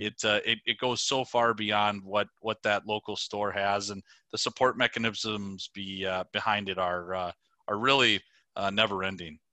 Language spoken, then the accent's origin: English; Prairie Lake, Minnesota, United States; moved away as an adult; now in Winona, United States; I'm originally from a, a, a suburb of the Twin Cities, uh, called Prairie Lake, Minnesota